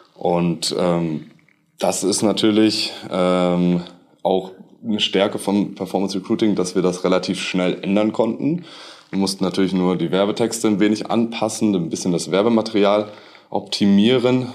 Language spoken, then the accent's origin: German; Munich, Bavaria, Germany; moved away as an adult; also born or lived in northern Germany; Bei uns im Süden hieß es mal Servus, jetzt ist es Moin. Äh, ich komme nämlich eigentlich aus München